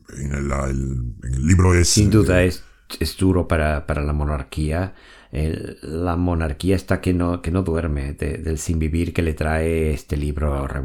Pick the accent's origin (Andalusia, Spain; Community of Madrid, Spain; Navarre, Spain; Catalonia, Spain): Catalonia, Spain; Soy de Cataluña, pero prefiero la monarquía.